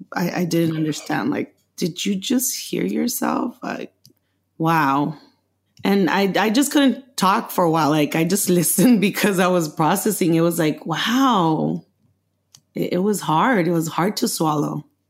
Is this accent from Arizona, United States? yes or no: no; Los Angeles, California, United States; also born or lived in Mexico; I grew up in Los Angeles since the age of six when my parents brought me